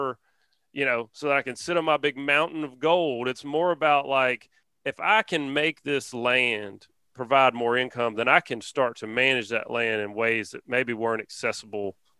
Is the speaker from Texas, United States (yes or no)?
no; Alabama, United States; We're from Alabama